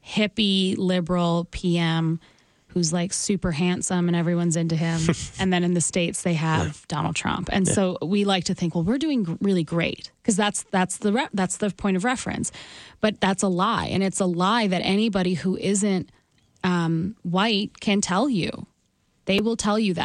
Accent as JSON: {"language": "English", "town": "Calgary", "region": "Alberta", "country": "Canada", "tie": "born or raised there", "said": "I grew up in Calgary"}